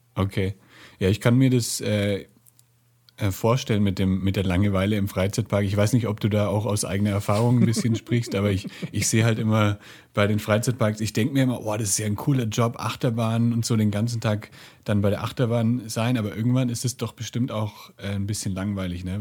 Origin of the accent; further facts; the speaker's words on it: Franconia, near Nuremberg, Bavaria, Germany; now in Guadalajara, Mexico; ich bin gerade in Nürnberg bei meinen, also in der Nähe von Nürnberg bei meinen Eltern. Ich bin hier auch aufgewachsen in Franken